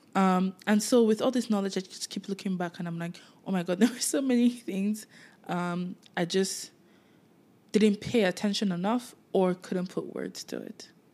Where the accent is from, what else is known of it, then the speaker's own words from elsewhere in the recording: Nigeria; moved away; while I was living in Nigeria